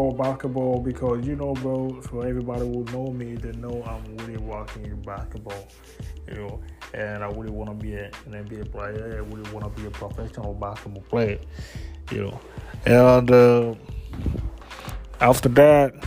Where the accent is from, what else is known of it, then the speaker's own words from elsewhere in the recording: DR Congo; English is a second language; moved away as an adult; now in Ottawa, Canada; I was born and raised in Congo, DRC